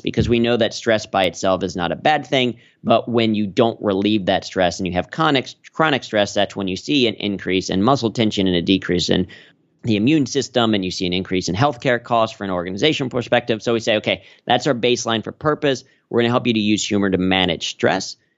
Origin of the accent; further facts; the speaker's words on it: Cincinnati, Ohio, United States; moved away as an adult; now in New York, United States; growing up in Cincinnati